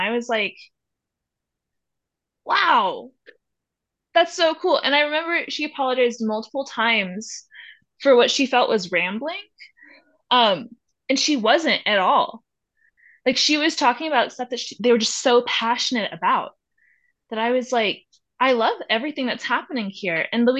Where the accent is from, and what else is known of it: the South, United States; born or raised there; now in Durango, United States